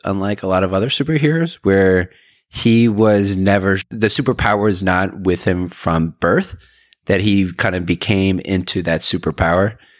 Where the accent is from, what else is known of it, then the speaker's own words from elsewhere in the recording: Atlanta, Georgia, United States; moved away as an adult; also born or lived in Raleigh / Auburn, Alabama; now in San Francisco Bay Area, United States; I was born and raised in Atlanta